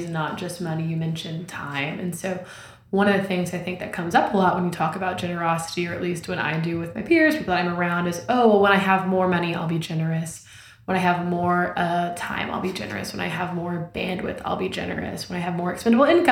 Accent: Oklahoma, United States; I grew up in Oklahoma, so I've lived here almost my whole life

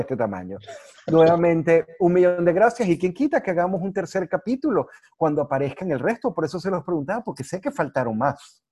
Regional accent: Venezuela; así somos los venezolanos

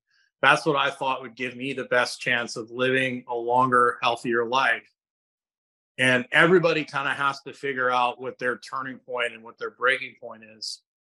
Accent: Scotland, United Kingdom; I went to Nicaragua And I spend so much time outside in the morning, and I'm Scottish.

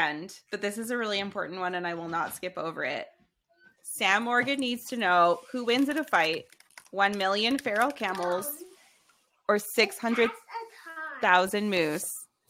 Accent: Canada; As a Canadian, as a Canadian woman in the hobby

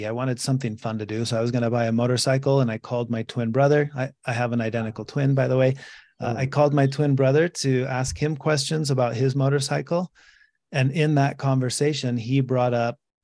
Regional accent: Mexico; moved away; I grew up in Mexico

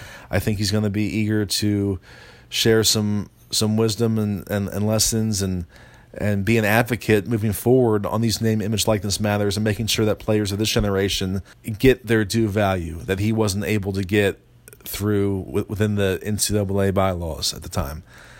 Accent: East Coast, United States; moved away; also born or lived in Maryland; I'm from the East Coast.

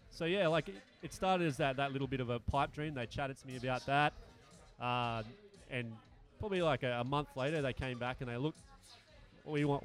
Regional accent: Bangalow, New South Wales, Australia; also born or lived in Brisbane; I'm actually from Bangalore, just outside of Byron Bay.

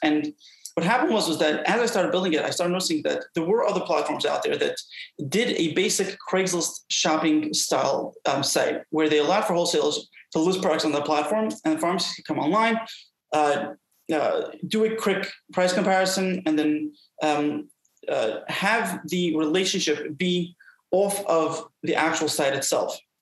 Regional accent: New York City, New York, United States; I was brought up in Brooklyn, New York.

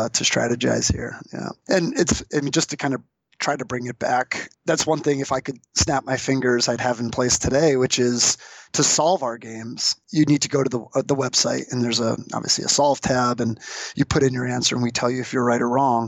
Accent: Boston, Massachusetts, United States; I'm from the Boston area, grew up a New England Patriots fan

